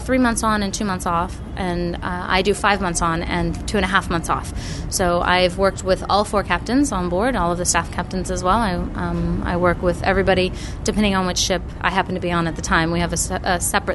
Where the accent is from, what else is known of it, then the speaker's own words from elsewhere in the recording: Texas, United States; moved away as an adult; I was from Texas originally